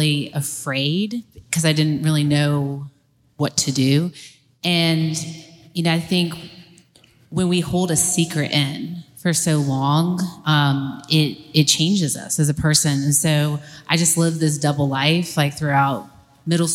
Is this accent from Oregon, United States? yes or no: no; Atlanta, Georgia, United States; I grew up here in Atlanta